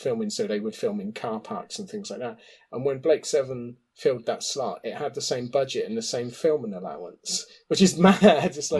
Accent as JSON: {"language": "English", "town": "Oxford", "region": "South East England", "country": "United Kingdom", "tie": "born or raised there", "said": "I grew up in Oxford, which is quite a large university city"}